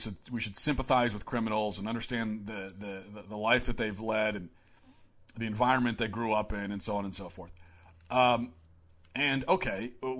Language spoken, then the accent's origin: English; Maryland, United States; how I grew up in Baltimore County. Growing up, most of my closest friends were not white Christian.